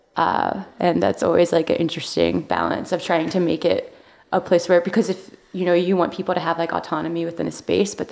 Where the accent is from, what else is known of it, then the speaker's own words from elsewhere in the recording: Long Island, New York, United States; I grew up on Long Island